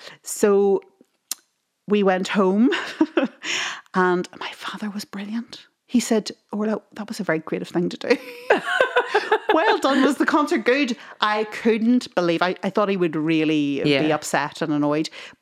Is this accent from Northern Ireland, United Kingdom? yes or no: yes; Tyrone, Northern Ireland, United Kingdom; we grew up in Tyrone